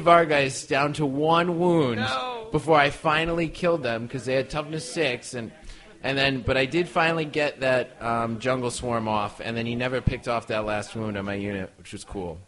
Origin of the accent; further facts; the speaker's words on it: Connecticut, United States; We're from Connecticut